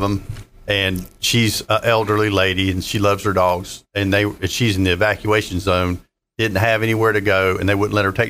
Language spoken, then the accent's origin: English; North Carolina, United States; moved away; I'm from North Carolina